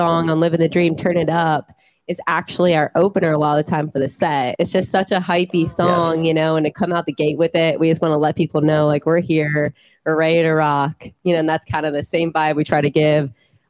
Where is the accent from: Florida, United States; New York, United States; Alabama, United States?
Florida, United States; St. Petersburg; we're from St. Petersburg.